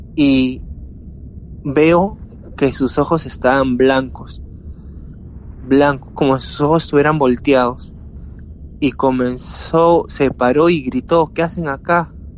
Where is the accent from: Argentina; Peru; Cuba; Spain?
Peru; soy de Perú